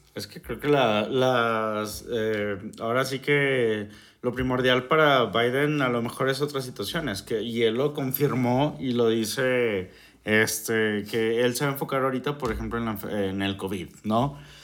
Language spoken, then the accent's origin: Spanish; Mexico; nosotros como mexicanos